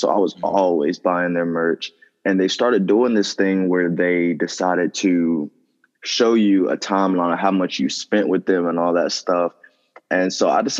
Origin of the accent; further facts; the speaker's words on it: Rocky Mount, North Carolina, United States; I'm from North Carolina